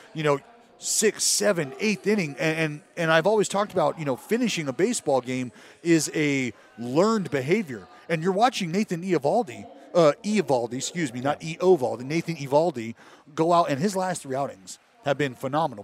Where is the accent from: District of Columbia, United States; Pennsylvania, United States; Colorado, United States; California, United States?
California, United States; Stockton; also born or lived in Sacramento / Oakland; growing up in Stockton